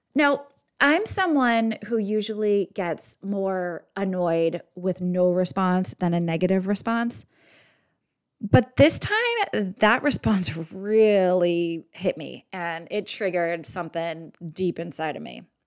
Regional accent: Boston, Massachusetts, United States; I'm Irish and from Boston

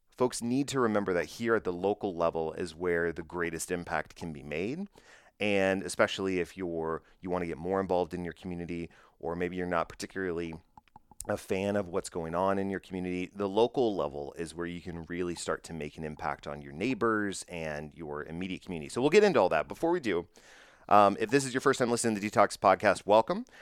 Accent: Bedford, Texas, United States; my hometown, Bedford, Texas.

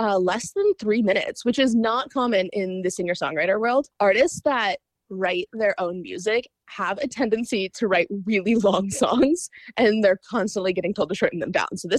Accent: Kentucky, United States; now in Buffalo, Minnesota, United States; I'm originally from Kentucky.

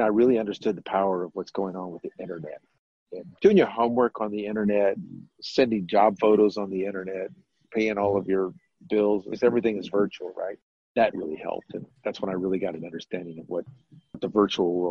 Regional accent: San Antonio, Texas, United States; moved away as an adult; also born or lived in Las Vegas, Nevada / North Carolina; I'm originally from San Antonio. I was born and raised here

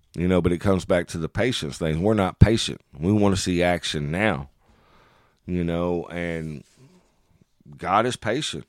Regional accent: United States; as American men

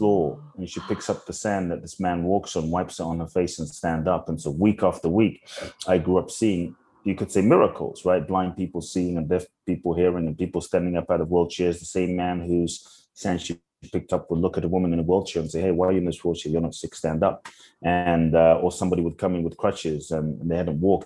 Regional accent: London, United Kingdom; also born or lived in Ghana; I grew up in London

